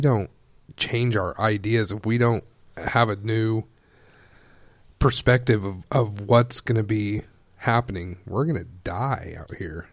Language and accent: English; Wichita, Kansas, United States; moved away as an adult; now in Hastings, United States; I am born and raised in the Wichita area